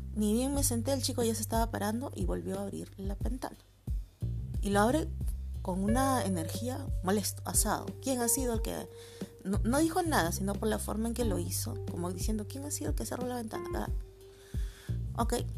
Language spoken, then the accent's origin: Spanish; Peru; soy de Perú.